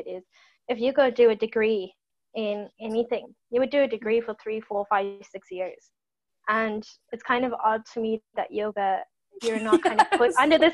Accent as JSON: {"language": "English", "country": "South Africa", "moved": "as an adult", "lives_now": "Ireland", "said": "went back to South Africa"}